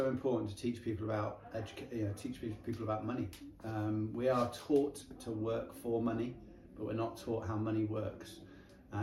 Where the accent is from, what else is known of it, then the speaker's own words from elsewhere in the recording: Chippenham, South West England, United Kingdom; also born or lived in Calne; I've been based in this area all my life. I was born in Chippenham.